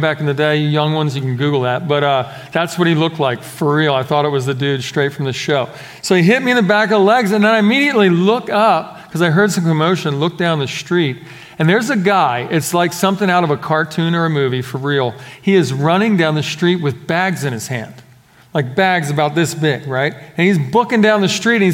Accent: Philadelphia, Pennsylvania, United States; We're growing up in Philadelphia.

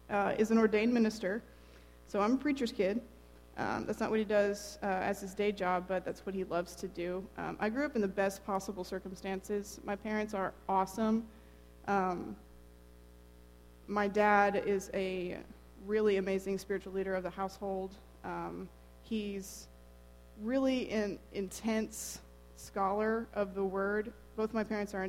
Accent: Lone Oak, Texas, United States; now in Temple, United States; this is my hometown, Lone Oak, Texas

